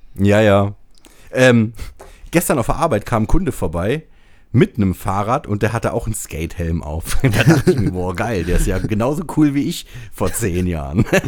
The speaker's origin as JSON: {"language": "German", "town": "Braunschweig", "region": "Lower Saxony", "country": "Germany", "said": "hier bei uns in Braunschweig"}